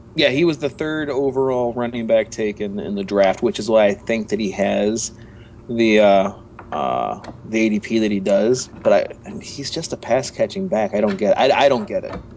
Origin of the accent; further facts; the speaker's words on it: Michigan, United States; I'm I'm from Michigan